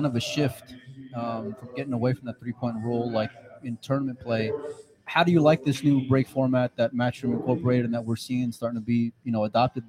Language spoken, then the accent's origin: English; Texas, United States; I'm from Texas.